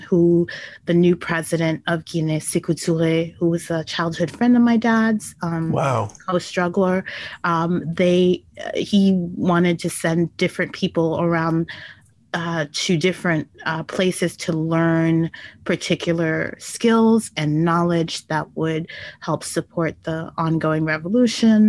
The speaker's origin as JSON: {"language": "English", "town": "New York City", "region": "New York", "country": "United States", "tie": "born or raised there", "also_born_or_lived": "Chicago", "said": "I was born in New York City in 1971"}